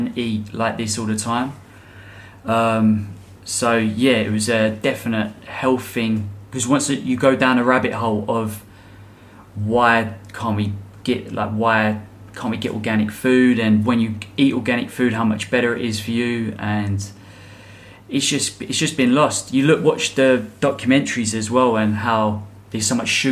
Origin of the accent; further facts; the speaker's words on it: England, United Kingdom; I'm English.